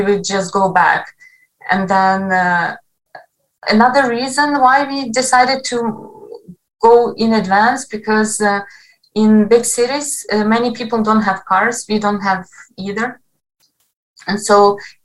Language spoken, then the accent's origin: English; Western Ukraine, Ukraine; English is a second language; also born or lived in Kharkiv; I come from Western Ukraine